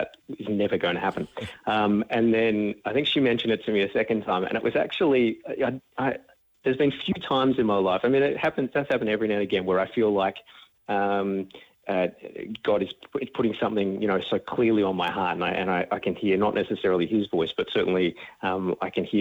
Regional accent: Melbourne, Victoria, Australia; I'm originally from Melbourne, grew up out in the eastern suburbs

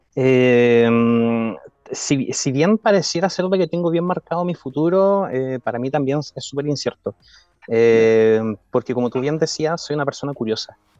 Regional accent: Chiloé, Los Lagos, Chile; moved away as an adult; also born or lived in Santiago, Chile; Yo soy criado de Chile, me considero un chilote adoptado

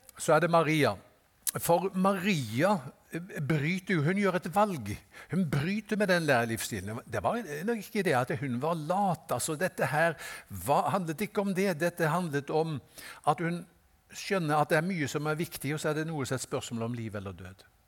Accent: Haugesund, Rogaland, Norway; jeg er fra Haugesund

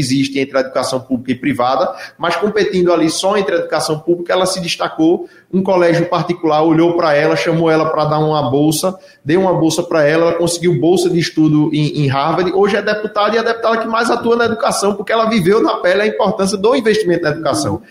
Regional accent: Pernambuco, Brazil; como pernambucano

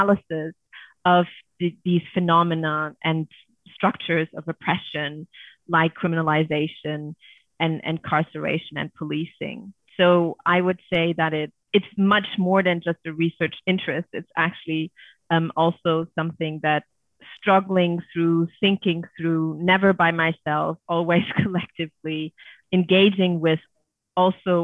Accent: Germany; Growing up in Germany

